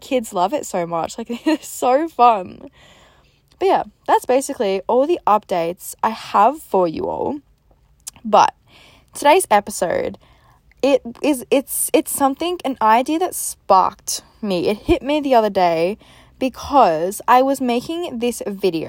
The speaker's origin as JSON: {"language": "English", "town": "Melbourne", "region": "Victoria", "country": "Australia", "also_born_or_lived": "Gold Coast, Queensland", "moved": "as an adult", "said": "I'm originally from Melbourne in Australia, but I moved to the Gold Coast, so, like, Queensland"}